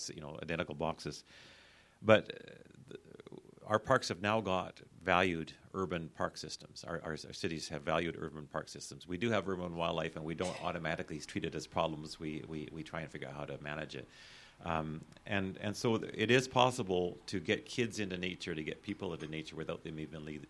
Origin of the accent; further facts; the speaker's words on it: Calgary, Alberta, Canada; When I was a kid growing up in Calgary